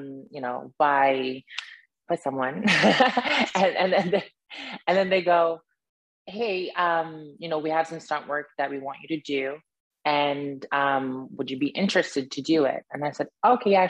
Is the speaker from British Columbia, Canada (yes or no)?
no; Yellowknife, Northwest Territories, Canada; moved away as an adult; also born or lived in United Kingdom; I grew up in Yellowknife, Northwest Territory.